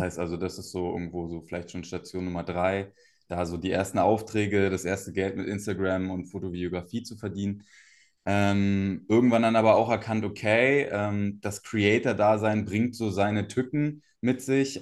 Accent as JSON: {"language": "German", "town": "Cottbus", "region": "Brandenburg", "country": "Germany", "tie": "born or raised there", "also_born_or_lived": "Berlin suburbs (Speckgürtel)", "moved": "yes", "said": "Aufgewachsen bin ich in Cottbus. Ähm, das ist hier in Brandenburg, in, in, Ostdeutschland, so eine kleine Stadt"}